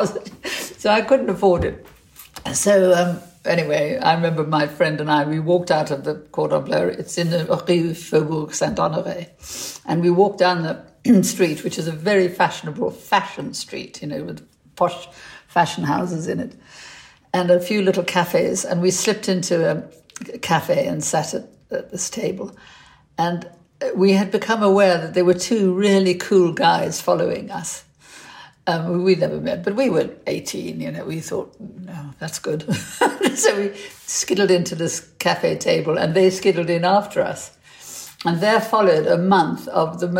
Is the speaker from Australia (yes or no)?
no; South Africa; now in United Kingdom; But I was brought up in South Africa, and we had a cook